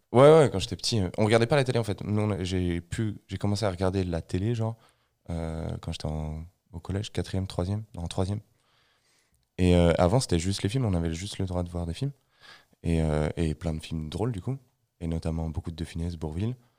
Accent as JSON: {"language": "French", "country": "France", "said": "je suis français"}